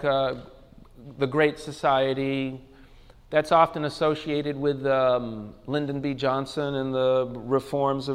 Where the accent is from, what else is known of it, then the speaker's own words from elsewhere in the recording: England, United Kingdom; now in United States; I'm from England, I was born in England